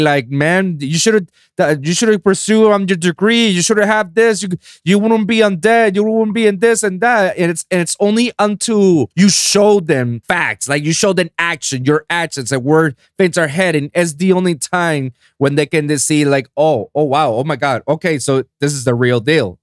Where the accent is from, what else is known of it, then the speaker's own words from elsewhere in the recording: San Juan, Puerto Rico; moved away as an adult; now in United States; I was born and raised in San Juan, Puerto Rico